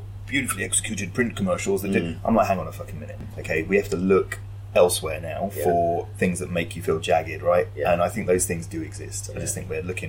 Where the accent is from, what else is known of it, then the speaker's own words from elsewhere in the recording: London, United Kingdom; Wealdstone in Zone 5 in Harrow, shithole.